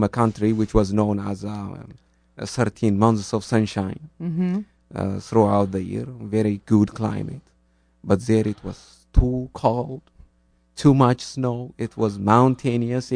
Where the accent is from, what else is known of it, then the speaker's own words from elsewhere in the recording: Ethiopia; moved away as an adult; now in Norway; I'm from Ethiopia, and I identify myself as an Ethiopian.